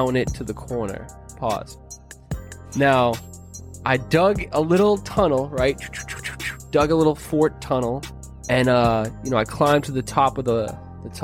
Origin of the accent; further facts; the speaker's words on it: Boston, Massachusetts, United States; I have very fond memories of the snow growing up in Boston